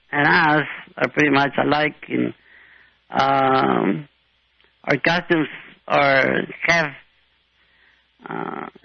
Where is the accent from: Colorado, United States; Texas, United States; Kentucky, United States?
Texas, United States; also born or lived in Mexico; born and raised here, though I come from um, Mexico or, or Latinos.